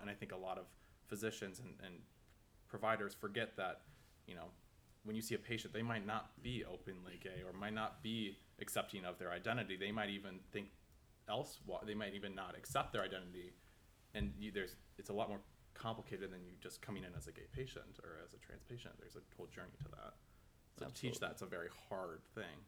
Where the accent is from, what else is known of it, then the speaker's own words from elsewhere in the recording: Minneapolis, Minnesota, United States; moved away; I am from Minneapolis, Minnesota